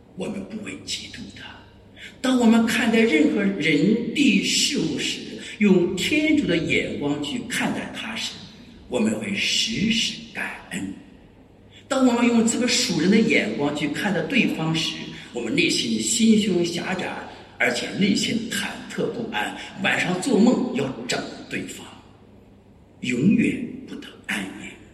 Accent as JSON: {"language": "Chinese", "region": "Hebei", "country": "China", "tie": "born or raised there", "said": "我生在河北"}